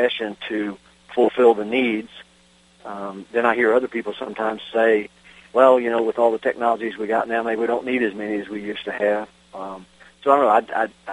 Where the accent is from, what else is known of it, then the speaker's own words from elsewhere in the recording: Virginia, United States; my home state of Virginia